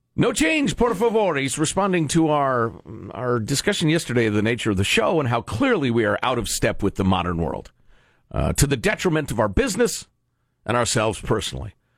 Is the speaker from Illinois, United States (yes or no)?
yes; Chicago, Illinois, United States; moved away; I'm from Chicago. I grew up wearing flannel so I wouldn't get frostbite on my nipples.